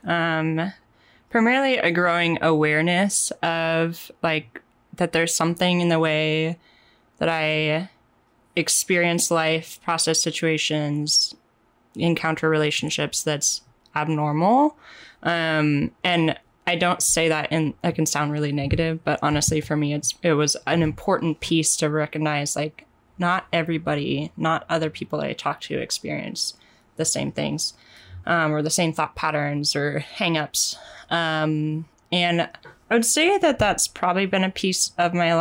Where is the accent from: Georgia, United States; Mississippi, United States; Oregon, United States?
Oregon, United States; Portland; also born or lived in Wisconsin; I was raised in the Portland area as well.